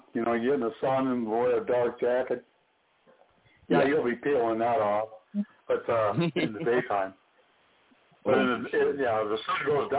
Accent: Arizona, United States; Living in Arizona now, and, you know, I grew up in Arizona. This is my home state

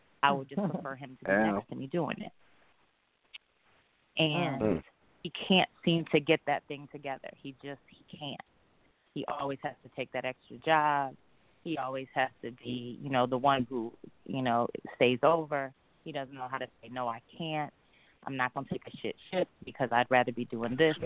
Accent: Midwest, United States; now in Atlanta, United States; I'm from the Midwest, but I live in Atlanta.

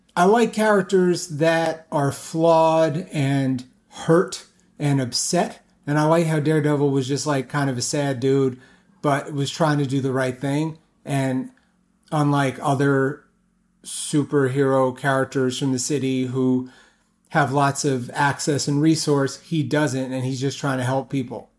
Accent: New York City, New York, United States; I grew up In Brooklyn, New York, Carroll Gardens

